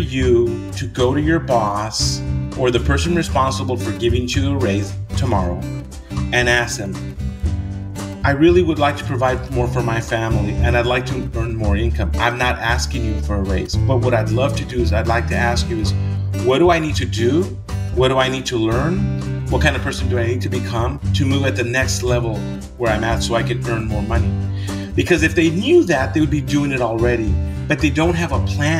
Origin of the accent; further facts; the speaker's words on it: East Los Angeles, California, United States; East LA is considered a barrio, right? And it's a place where a lot of Latinos live in the United States. My parents are Mexican immigrants.